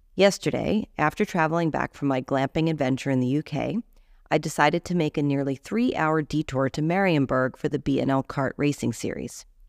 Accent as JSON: {"language": "English", "country": "United States", "moved": "yes", "said": "we're American"}